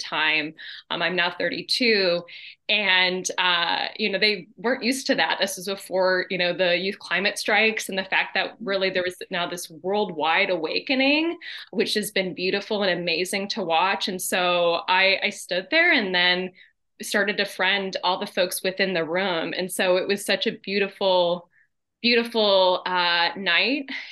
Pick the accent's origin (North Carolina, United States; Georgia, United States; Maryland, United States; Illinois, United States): Illinois, United States; Ottawa; moved away as an adult; now in Michigan City, United States; I'm originally from Illinois, from Ottawa, Illinois